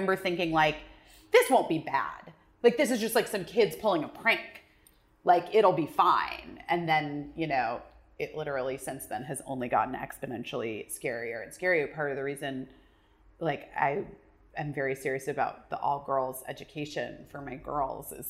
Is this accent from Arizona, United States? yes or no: yes; Arizona, United States; I grew up in Arizona